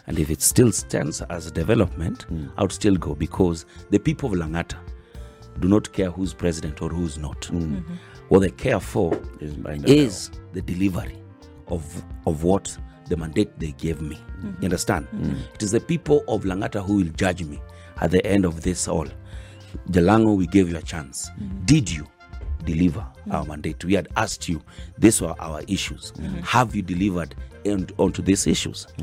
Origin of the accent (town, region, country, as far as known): Nyanza, Kenya; now in Nairobi, Kenya